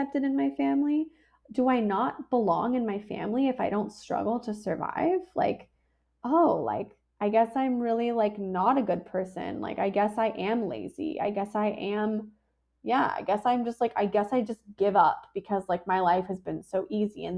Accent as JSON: {"language": "English", "town": "San Diego", "region": "California", "country": "United States", "tie": "born or raised there", "said": "I was born in La Jolla, California, in a cute little hospital"}